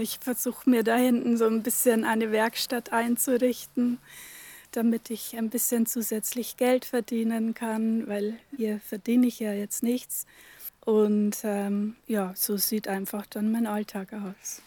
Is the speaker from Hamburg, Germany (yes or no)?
no; Upper Palatinate, Bavaria, Germany; moved away as an adult; also born or lived in Northern Germany; now in Velburg, Germany; Ich bin aus der Oberpfalz, gebürtige Oberpfälzerin, habe da aber nur die ersten 20 Jahre meines Lebens verbracht.